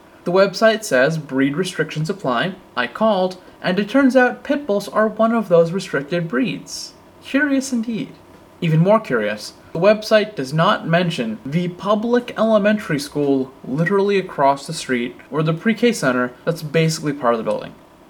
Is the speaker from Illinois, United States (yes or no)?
no; Chelsea, Massachusetts, United States; That's right, we're not in Chelsea, we're in Boston. I mean, it's not a pants on fire lie, I tell people I'm from Boston sometimes, but really?